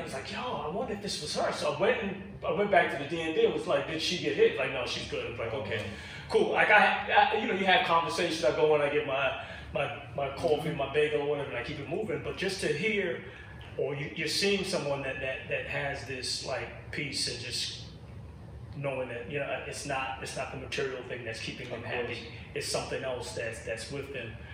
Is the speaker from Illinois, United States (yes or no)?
no; New York City, New York, United States; I grew up in Brooklyn Bed Stuy